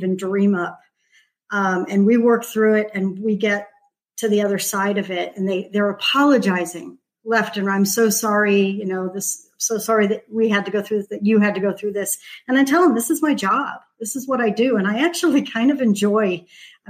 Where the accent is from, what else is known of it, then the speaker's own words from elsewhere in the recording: Los Angeles, California, United States; moved away as an adult; now in Lakewood Ranch, United States; I actually moved to Southern California, to Los Angeles, when I was 7. I was the youngest of 4 kids, and my mother was a single mom